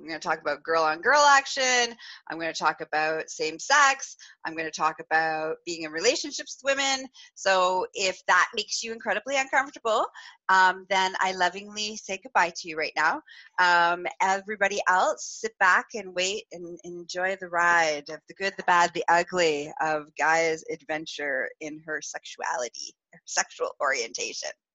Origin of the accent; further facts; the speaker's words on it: Northern Ontario, Canada; I grew up in Northern Ontario, so in a small town